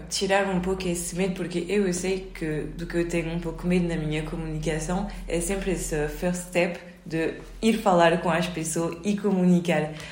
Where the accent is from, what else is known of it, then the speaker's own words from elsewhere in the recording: France; Portuguese is a second language; moved away as an adult; now in Portugal; eu aprendi o português há muito tempo, quando eu era pequeno, mas como depois eu sempre vivia em França e nunca pratiquei, eu perdi tudo.